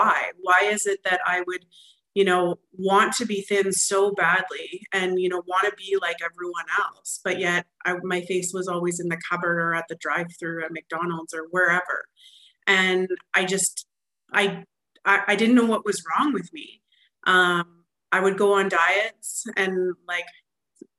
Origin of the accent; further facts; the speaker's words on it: Alberta, Canada; I'm actually from Alberta, Canada, and so I come from a long ways away.